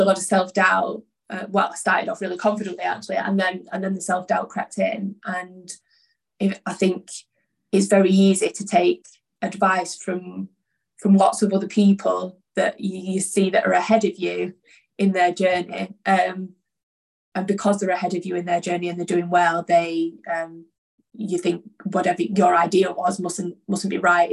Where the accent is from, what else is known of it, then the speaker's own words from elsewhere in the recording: Oldham, North West England, United Kingdom; I'm from Oldham originally. Like, I grew up in a very working class environment